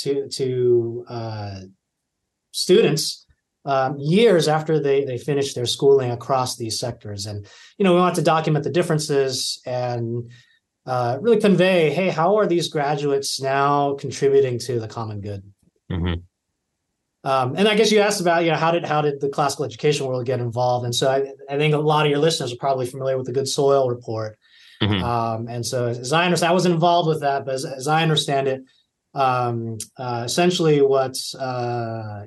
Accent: California, United States; moved away; I taught high school at a local public school near my hometown in California

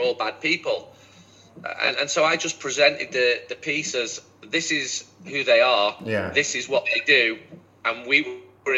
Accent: Manchester, North West England, United Kingdom; I'm from Manchester.

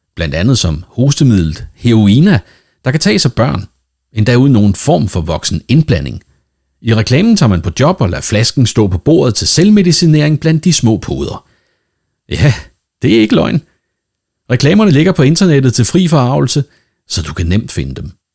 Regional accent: Denmark; Nu er jeg jo dansker, og derfor vældig dansk

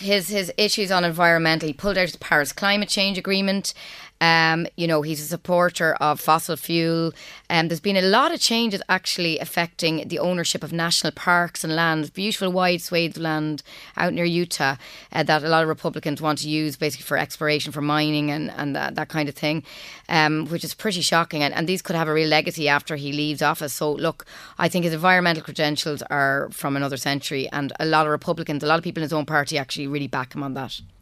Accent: Trim, County Meath, Ireland; moved away as an adult; also born or lived in Cambridge, England; now in United States; we grew up in Trim, and music was a very big part of my background.

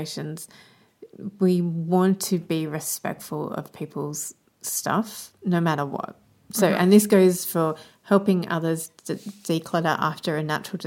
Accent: Australia; as an Australian

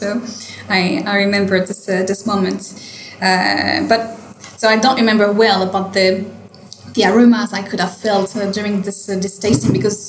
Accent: Paris, Île-de-France, France; also born or lived in Normandy / French Alps / Montpellier; I'm not from a wine region. I was just, so I grew up in Paris. And also near Paris in Normandy and in the French Alps

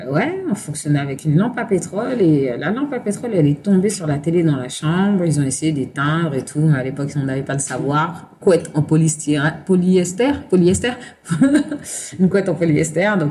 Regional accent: Saint-Denis, Île-de-France, France; Alors, non, je suis née à Saint-Denis, dans le 93. Ok. Voilà. Et euh, on a vécu en banlieue, épiné un peu partout.

